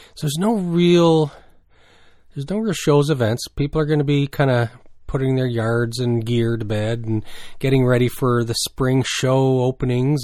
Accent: New Brunswick, Canada; growing up in New Brunswick

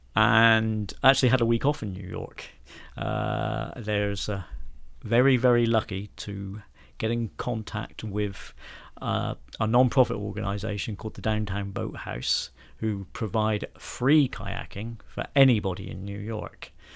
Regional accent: Bridport, South West England, United Kingdom; also born or lived in Piddletrenthide, Dorset; I am a Dorset man, and my hometown is a town called Bridport

